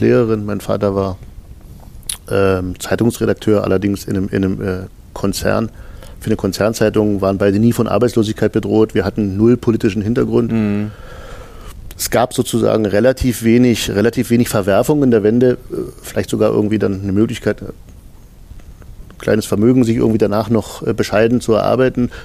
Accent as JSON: {"language": "German", "country": "Germany", "said": "in den neunzigern, da wo ich herkomme, äh, am Rande von Polen"}